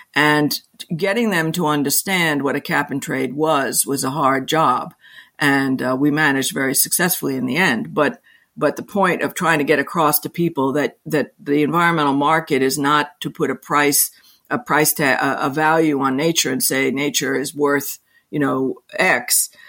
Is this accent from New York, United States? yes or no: yes; New York City, New York, United States; I'm a I'm a New Yorker. I live in New York City and New York State, and I was born here